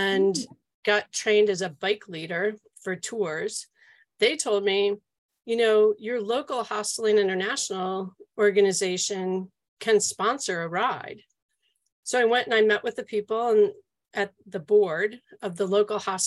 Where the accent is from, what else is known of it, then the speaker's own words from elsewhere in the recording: outside New York City, United States; now in New Jersey, United States; I grew up outside of New York City in New York State and what was called upstate then, but it's not very far upstate